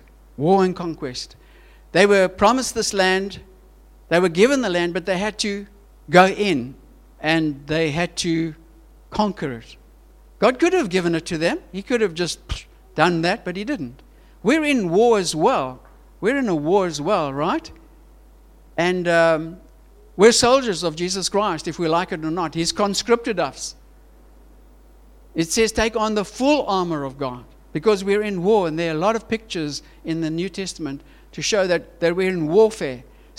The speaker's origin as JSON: {"language": "English", "country": "Switzerland", "tie": "born there", "said": "And our Swiss family, I was born in Switzerland, my family says, don't come to Switzerland if you don't get jobs."}